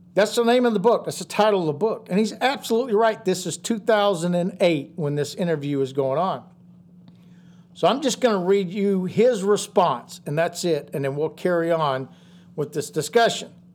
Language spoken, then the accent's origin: English; United States; us as American patriots in this country